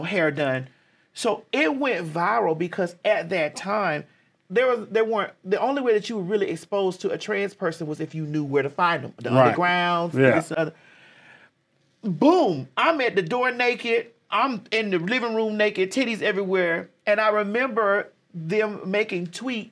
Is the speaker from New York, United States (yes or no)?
no; Miami, Florida, United States; moved away as an adult; now in Atlanta, United States; I'm from Miami, Florida